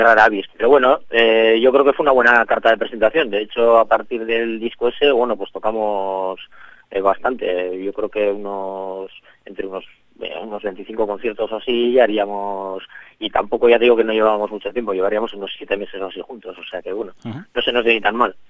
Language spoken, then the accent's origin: Spanish; Bilbao, Basque Country, Spain; somos una banda de Bilbao